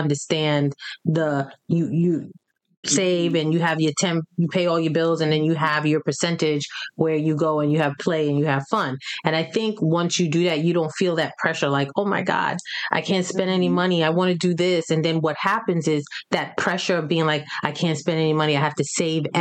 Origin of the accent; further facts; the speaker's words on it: New York, United States; growing up in New York